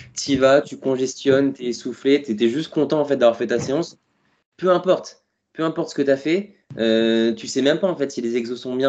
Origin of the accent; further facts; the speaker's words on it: Touraine, Centre-Val de Loire, France; moved away as an adult; also born or lived in Paris; je suis parti de la Touraine du coup pour faire, euh, faire mes études à Paris